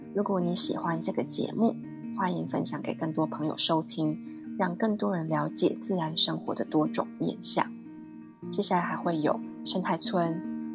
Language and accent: Chinese; Taiwan; 辽国在我们台湾人的世界观里面好像没有这一块